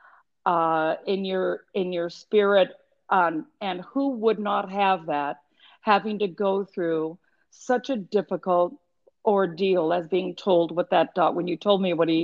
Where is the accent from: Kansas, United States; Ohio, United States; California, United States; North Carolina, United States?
California, United States; Los Angeles; moved away as an adult; also born or lived in Edwards Air Force Base, Mojave Desert / Vancouver / Milwaukee / Toronto; I was born and raised in Los Angeles